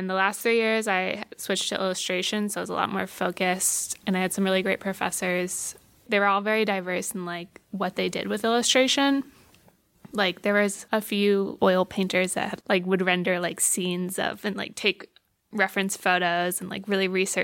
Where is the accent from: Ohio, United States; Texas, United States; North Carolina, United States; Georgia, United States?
Ohio, United States; Granville; moved away as an adult; also born or lived in Syracuse, New York; now in New York City, United States; I grew up in Granville, Ohio, which is just outside of Columbus